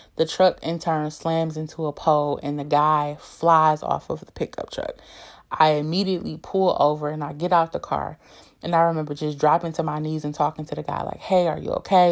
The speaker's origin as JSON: {"language": "English", "town": "Detroit", "region": "Michigan", "country": "United States", "tie": "born or raised there", "said": "I'm from Detroit, born and raised"}